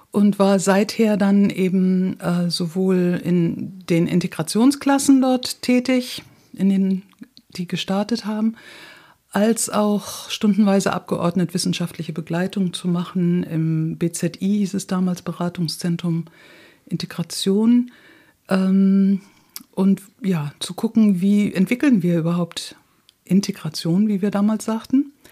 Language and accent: German; Hamburg, Germany; Also, wir sind in Hamburg zur Schule gegangen, Mädchengymnasium, Jungsgymnasium in Wandsbek, kennen uns also schon seitdem wir Schülerinnen und Schüler sind.